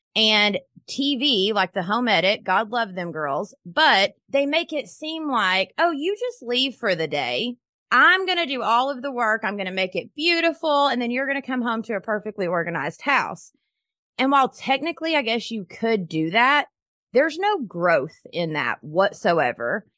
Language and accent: English; Knoxville, Tennessee, United States; I am from Knoxville, Tennessee